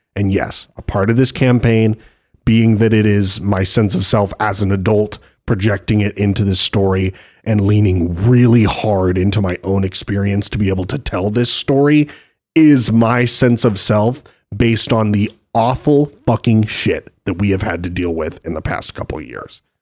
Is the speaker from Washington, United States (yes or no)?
yes; Spokane, Washington, United States; moved away; growing up in Spokane